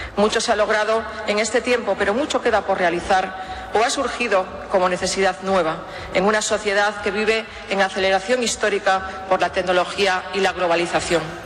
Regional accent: Cantabria, Spain; desde esta larga experiencia como cántabros

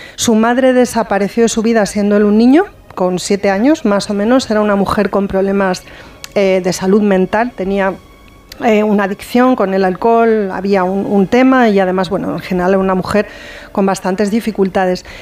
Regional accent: Castilla-La Mancha, Spain; moved away; el carnaval se, se, celebra muchísimo en mi pueblo

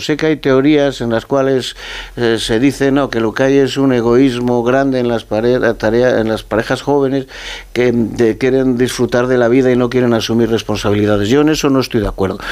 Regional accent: Castile and León, Spain; mi tierra, en mi comunidad autónoma

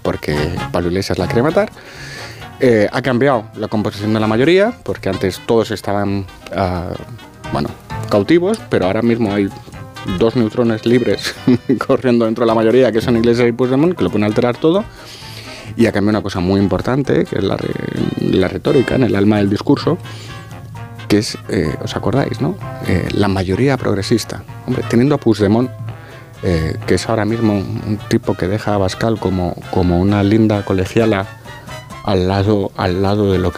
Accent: Andalusia, Spain; Y yo soy andaluz.

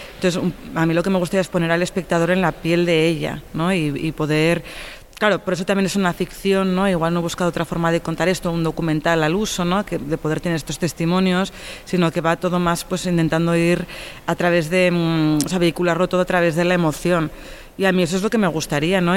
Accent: Tarragona, Catalonia, Spain; mi pueblo, en Norte de San Juan, en Tarragona

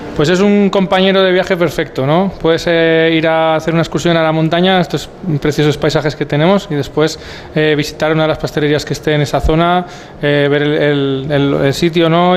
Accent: Huesca, Aragon, Spain; moved away as an adult; also born or lived in Barcelona; soy de Huesca

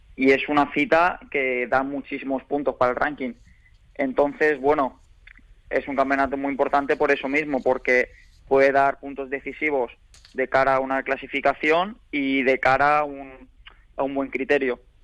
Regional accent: Elche, Valencian Community, Spain; es la ciudad donde nací y, mi ciudad natal

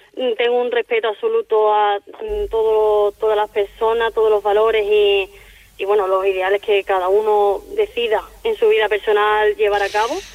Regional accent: Seville, Andalusia, Spain; moved away as an adult; now in Palma de Mallorca, Spain; tengo 24 años, soy de Sevilla y, bueno, actualmente pues me encuentro en Palma de Mallorca

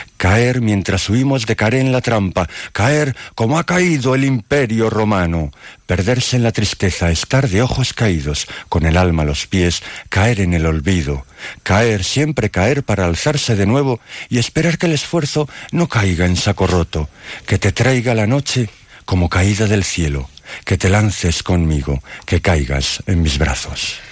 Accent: Dueñas, Castile and León, Spain; soy un poeta de Palencia, de Dueñas

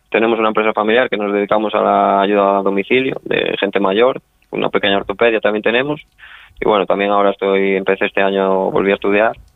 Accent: Ponferrada, Castile and León, Spain; Sí, soy de Ponferrada, soy de Ponferrada. Soy de Ponferrada, que está a 70 kilómetros de allí, está mi domicilio.

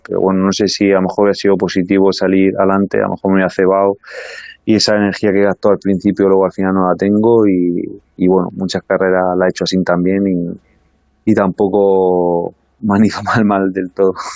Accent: Baza, Andalusia, Spain; como vivía en un pueblo no soy de nada capital, que soy de Baza

